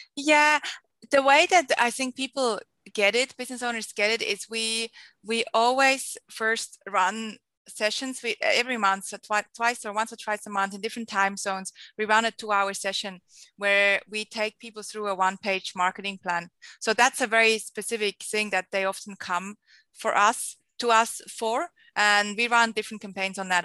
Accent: Switzerland; moved away as an adult; also born or lived in Costa Rica / Geneva, Switzerland; now in Sydney, Australia; I am a Swiss Australian, hence my very big accent. So I grew up in Switzerland, lived there for 23 years

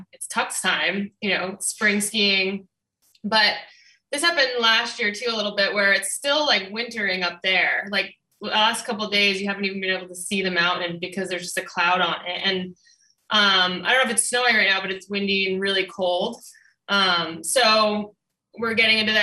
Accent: Southern Vermont, United States; moved away as an adult; also born or lived in Oakland, California; now in Jackson, New Hampshire, United States; I grew up in Southern Vermont

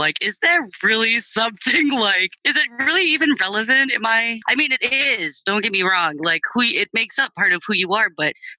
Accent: Michigan, United States; you know, I'm from Michigan.

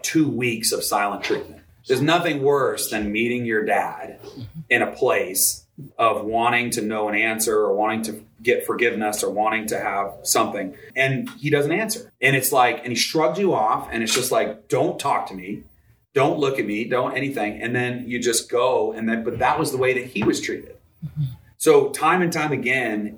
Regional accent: Vermont, United States; I grew up in Vermont

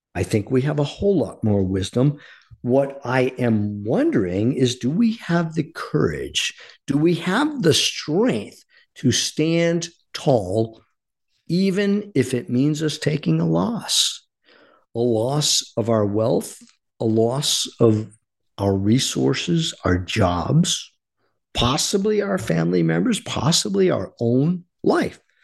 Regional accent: United States; our duty as American citizens.

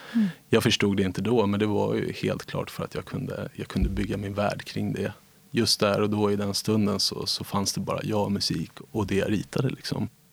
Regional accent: Nacka, Stockholm County, Sweden; Jag växte upp i Nacka

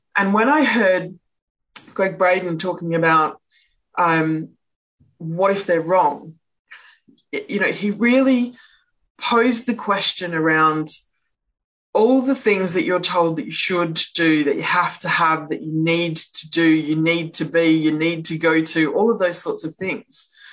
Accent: Perth, Western Australia, Australia; I'm from Perth in Western Australia.

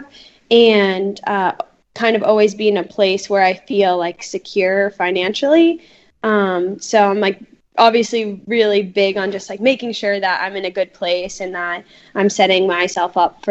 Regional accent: Peabody, Massachusetts, United States; I grew up in Peabody, Mass

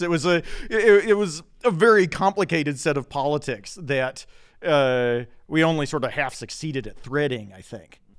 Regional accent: Oak Ridge, Tennessee, United States; I was, uh, kind of born and raised in the nuclear village. So I'm from Oak Ridge, Tennessee

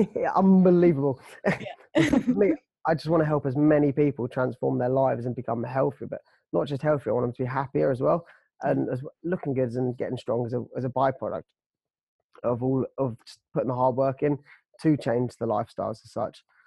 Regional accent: United Kingdom; we are British, but we're Brits

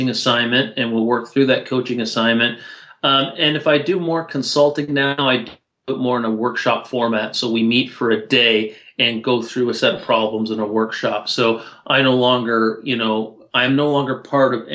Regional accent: Toronto, Ontario, Canada; I'm from Toronto

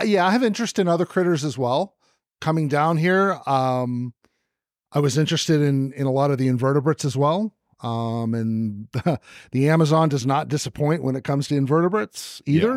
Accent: the Bay Area, California, United States; moved away as an adult; also born or lived in Arizona; I grew up in the Bay Area

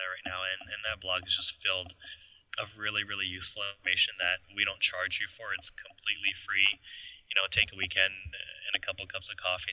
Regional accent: Canada; we're Canadian, so super friendly.

